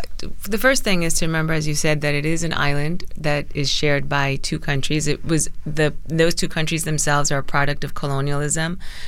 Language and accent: English; Brooklyn, New York, United States; born there; No, I was born in Brooklyn.